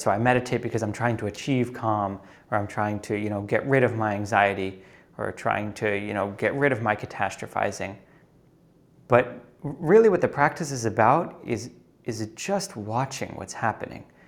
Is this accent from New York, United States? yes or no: yes; New York City, New York, United States; moved away as an adult; also born or lived in Uruguay; I grew up in New York City